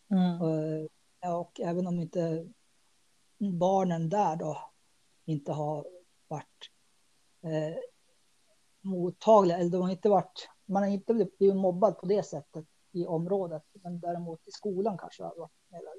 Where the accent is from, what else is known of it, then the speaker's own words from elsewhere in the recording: Dalarna County, Sweden; Jag växte upp i Dalarna. Eh, och, eh, och så var det lite norr också.